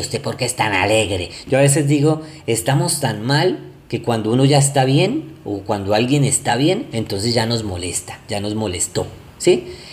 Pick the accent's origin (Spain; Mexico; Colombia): Colombia; acá en Colombia, soy colombiano